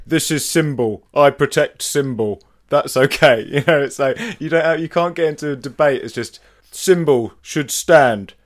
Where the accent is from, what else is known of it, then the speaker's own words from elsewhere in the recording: United Kingdom; in our DNA now as British people